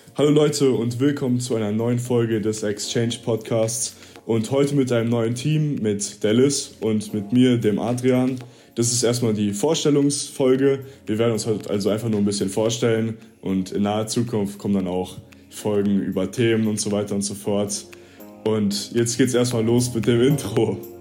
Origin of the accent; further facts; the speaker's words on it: Germany; also born or lived in Missouri, United States; als Deutscher in, äh, in der ländlichen Region in Amerika